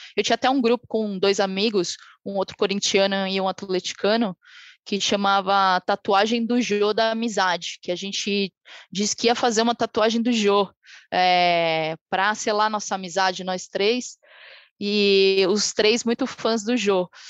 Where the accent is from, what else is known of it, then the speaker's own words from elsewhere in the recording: Brazil; E a gente vive tempos de desilusão sendo brasileiro